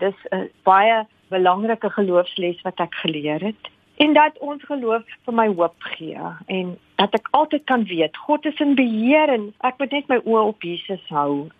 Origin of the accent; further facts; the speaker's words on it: South Africa; first language Afrikaans; Ons is van Suid-Afrika